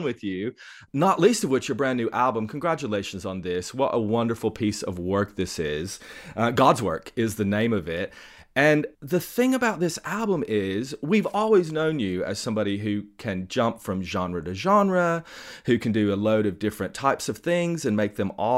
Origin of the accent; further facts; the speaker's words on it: Tennessee, United States; moved away; I'm originally from Tennessee. My whole family's still there. I've been here for ages. But growing up in Tennessee